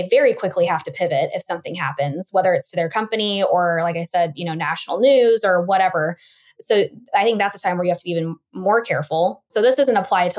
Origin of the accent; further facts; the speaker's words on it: Boise, Idaho, United States; my hometown of Boise, Idaho